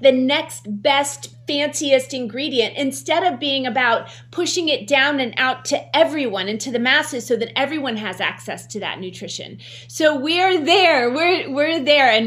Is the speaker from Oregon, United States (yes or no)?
no; West Virginia, United States; growing up in West Virginia